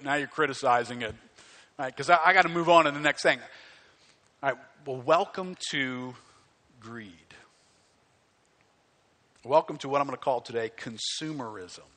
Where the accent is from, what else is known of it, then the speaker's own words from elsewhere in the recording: United States; I hate being an American